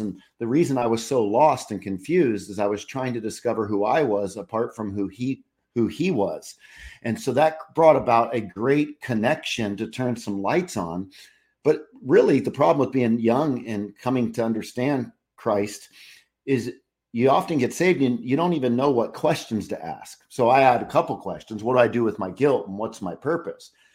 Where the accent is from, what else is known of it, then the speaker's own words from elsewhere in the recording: California, United States; now in Charlotte, United States; I grew up in California